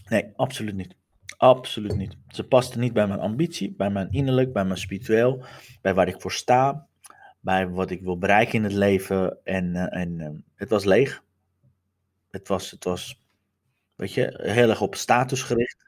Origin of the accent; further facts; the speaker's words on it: Iran; now in Netherlands; terug naar mijn geboorteland te gaan